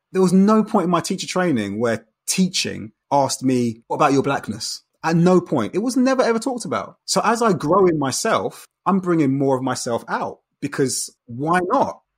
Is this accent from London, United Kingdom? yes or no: yes; London, United Kingdom; Growing up in Brixton in the nineteen eighties and nineties, you have to remember straight away that contextually, you're in a very, very multicultural setting